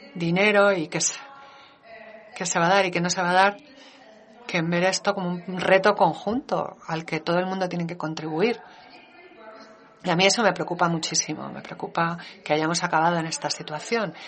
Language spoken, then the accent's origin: Spanish; Denmark; mi país